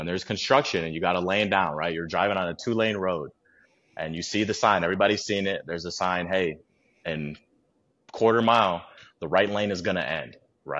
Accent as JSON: {"language": "English", "region": "Midwest", "country": "United States", "tie": "born or raised there", "said": "Obviously growing up in the Midwest, you're in more built environments where, nature is nice to you in the summer and springtime and maybe the fall, and then it's harsh for those other ones."}